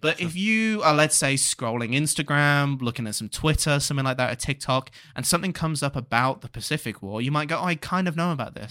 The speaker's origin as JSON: {"language": "English", "country": "United Kingdom", "tie": "born or raised there", "said": "growing up especially in a small village where a lot of people were old"}